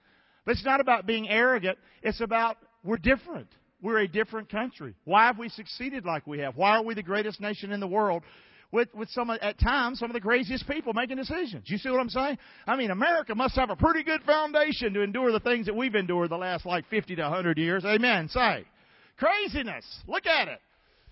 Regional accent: Rockingham, North Carolina, United States; moved away as an adult; also born or lived in Englewood; I'm from Rockingham

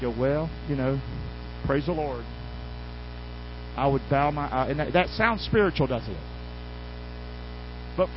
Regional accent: Rockingham, North Carolina, United States; from Rockingham, North Carolina.

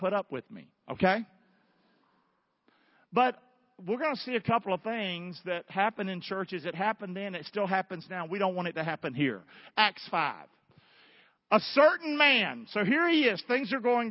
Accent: Rockingham, North Carolina, United States; now in Southwest Florida, United States; I'm from Rockingham, North Carolina.

